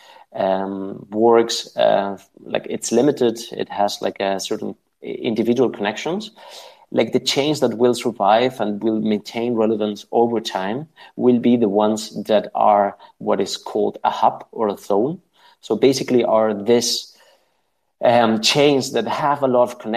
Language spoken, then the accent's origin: English; Spain; I'm from Spain